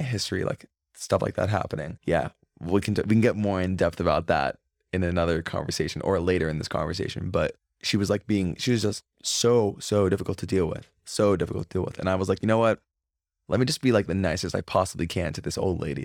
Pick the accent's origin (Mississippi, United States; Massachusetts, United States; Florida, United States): Florida, United States; also born or lived in Crown Heights, New York; now in New York, United States; growing up, it was, like, a normal thing 'cause I'm from Florida originally